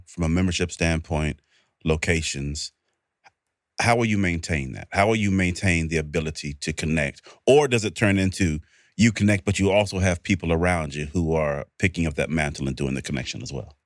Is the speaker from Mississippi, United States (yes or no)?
yes; Mississippi, United States; I'm from Mississippi